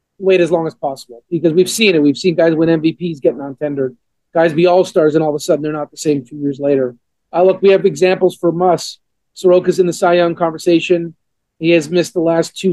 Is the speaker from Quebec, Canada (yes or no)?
yes; Montreal, Quebec, Canada; born or raised there; now in Atlanta, United States